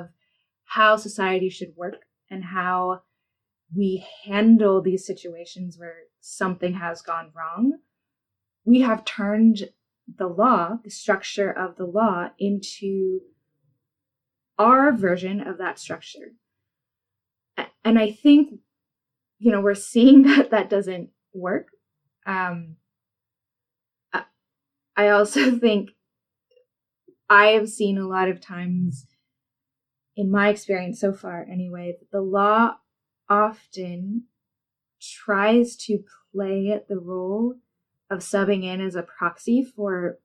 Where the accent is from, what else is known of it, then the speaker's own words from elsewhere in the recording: United States; As an Asian American